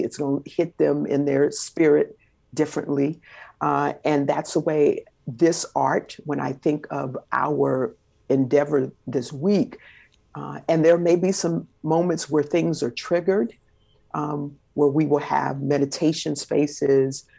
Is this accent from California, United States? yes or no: yes; Los Angeles, California, United States; I was born and raised in South Central Los Angeles, California.